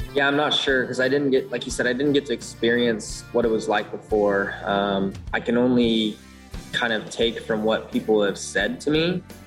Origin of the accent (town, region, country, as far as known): Elk Grove, California, United States; born or raised there; moved away